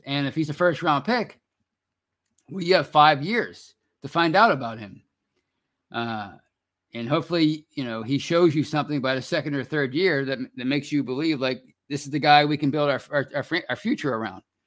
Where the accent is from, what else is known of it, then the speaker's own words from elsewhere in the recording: Pittsburgh, Pennsylvania, United States; I live in Pittsburgh. I'm from Pittsburgh